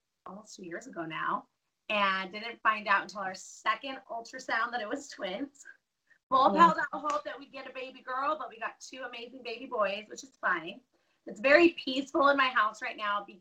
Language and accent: English; Denver, Colorado, United States; moved away as an adult; now in Caldwell, United States; I was born and raised in Denver